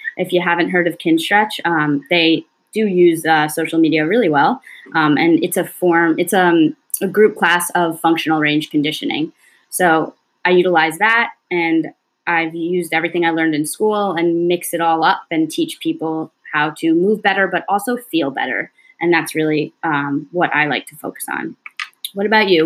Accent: Long Island, New York, United States; also born or lived in Cortland, New York; I grew up on Long Island, which is in New York.

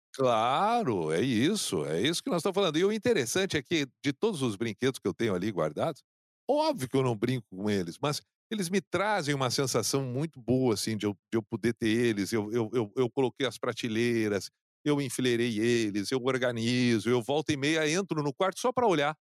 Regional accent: Canoas, Rio Grande do Sul, Brazil; no bairro onde eu, onde eu cresci, em Canoas

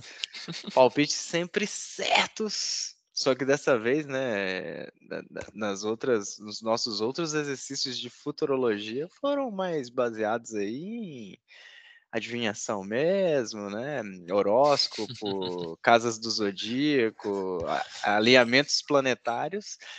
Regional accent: Northeast Region, Brazil; como diz na minha terra, no Nordeste

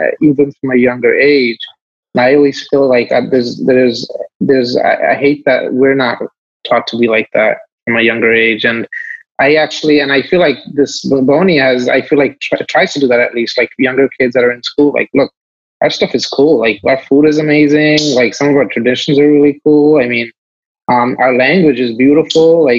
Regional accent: New York City, New York, United States; I grew up in Kensington. It's like little Bangladesh

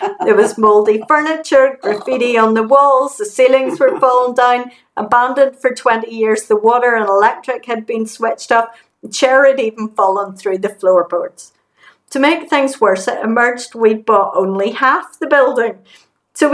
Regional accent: England, United Kingdom; now in Glasgow, United Kingdom; I'm English, she's Canadian.

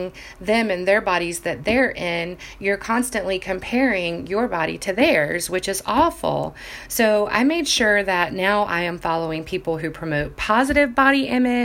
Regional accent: Jacksonville Beach, Florida, United States; I grew up in Jacksonville Beach, Florida, where bathing suits were basically everyday attire

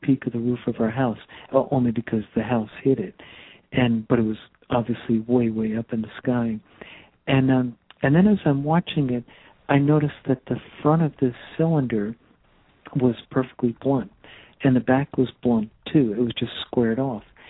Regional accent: Teaneck, New Jersey, United States; I come from New Jersey, northern New Jersey, a little town called Teaneck

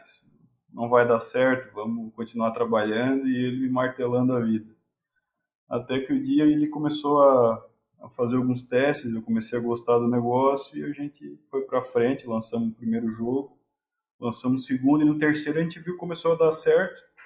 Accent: Garopaba, Santa Catarina, Brazil; eu sou de Garopaba

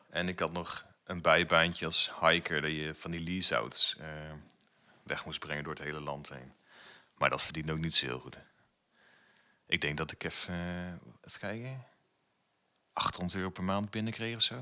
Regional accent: Putten, Gelderland, Netherlands; moved away as an adult; now in Zwolle, Netherlands; ik woon in Zwolle en ik kom natuurlijk uit Putten.

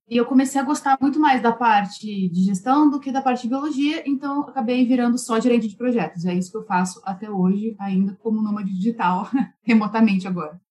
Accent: Campinas, São Paulo, Brazil; moved away as an adult; nós somos de Campinas, interior de São Paulo, do Brasil

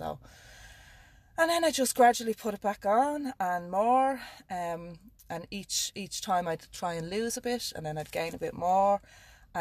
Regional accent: Dún Laoghaire, Leinster, Ireland; I'm from Dublin, Dunleary in Dublin

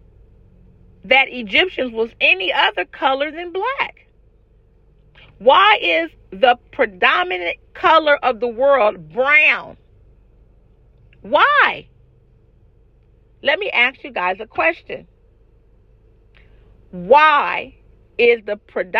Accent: California, United States; I'm from California

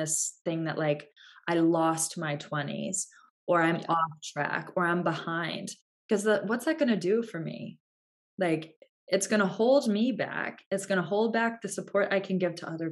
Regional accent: United States; we're American

